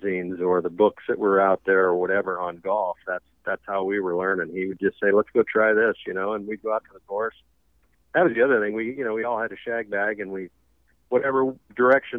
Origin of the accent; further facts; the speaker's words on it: South Dakota, United States; growing up in South Dakota